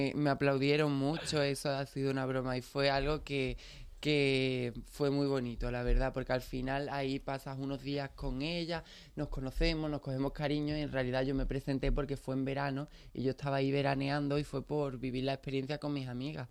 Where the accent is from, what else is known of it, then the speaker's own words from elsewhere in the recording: Pilas, Andalusia, Spain; soy de Pilas, ¿qué conoces de mi pueblo?